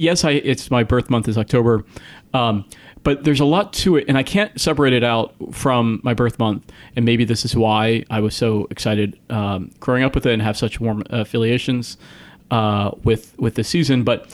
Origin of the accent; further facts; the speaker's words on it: Northern Virginia, United States; moved away; also born or lived in New York; I grew up in Northern Virginia, outside of DC and in New York.